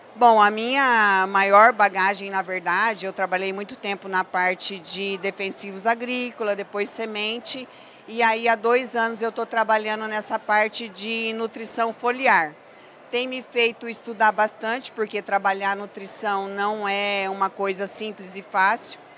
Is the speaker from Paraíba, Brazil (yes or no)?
no; Cornélio Procópio, Paraná, Brazil; moved away as an adult; also born or lived in Ubiratã, Paraná / Mato Grosso; now in São Paulo, Brazil; Sou natural do Paraná, mas eu fiz a minha carreira profissional praticamente toda no Mato Grosso